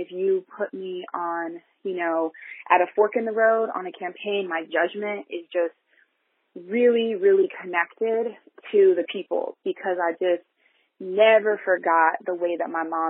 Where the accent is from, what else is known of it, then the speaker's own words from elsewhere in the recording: Columbus, Ohio, United States; We grew up in a really working poor community in Columbus